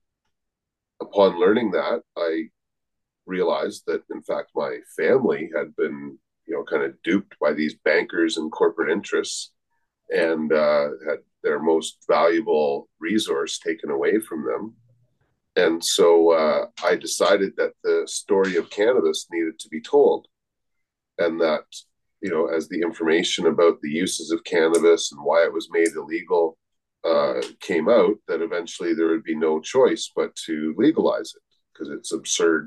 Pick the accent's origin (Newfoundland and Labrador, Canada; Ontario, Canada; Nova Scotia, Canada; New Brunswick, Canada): Ontario, Canada; moved away as an adult; now in Victoria, Canada; I grew up in Ontario, not far from Michigan